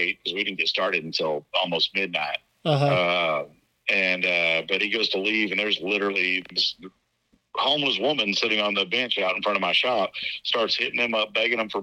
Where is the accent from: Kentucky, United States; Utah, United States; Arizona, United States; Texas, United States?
Texas, United States; as a child growing up in Texas